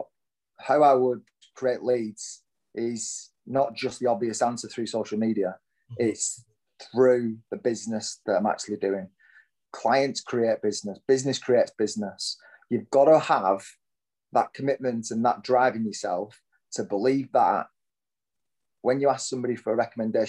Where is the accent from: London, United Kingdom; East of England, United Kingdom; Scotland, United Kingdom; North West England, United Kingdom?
North West England, United Kingdom; Lancashire; moved away as an adult; now in Hertfordshire, United Kingdom; I am surely born and bred in Lancashire